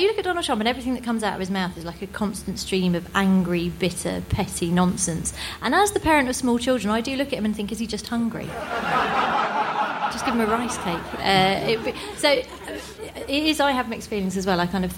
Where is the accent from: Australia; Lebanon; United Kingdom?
United Kingdom; as a British comedian